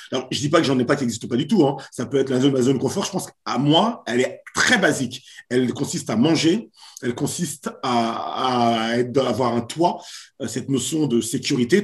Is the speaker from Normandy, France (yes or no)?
no; Paris suburbs, Val-d'Oise, Île-de-France, France; also born or lived in Haiti (origin) / Pau; je suis haïtien d'origine, j'ai grandi en banlieue parisienne, à côté de chez toi. Exactement. Euh, donc dans le Val d'Oise